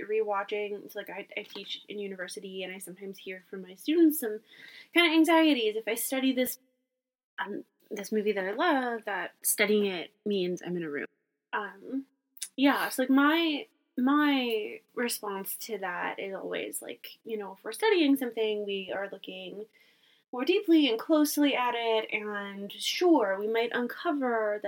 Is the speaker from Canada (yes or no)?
yes; Canada; we are Canadian